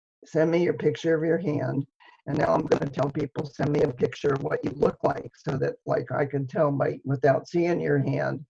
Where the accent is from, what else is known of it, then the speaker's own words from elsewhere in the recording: Dayton, Ohio, United States; I'm from Dayton, Ohio